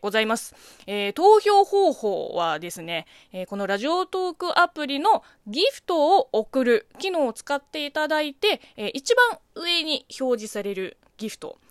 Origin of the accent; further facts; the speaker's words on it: China; Japanese is a second language; now in Japan; 中国生まれ中国育ち